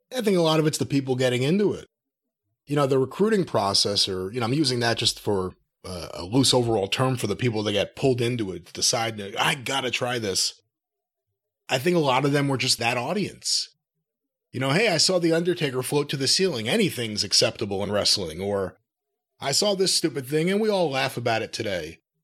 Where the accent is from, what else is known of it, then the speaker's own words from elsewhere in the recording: New York, United States; growing up in New York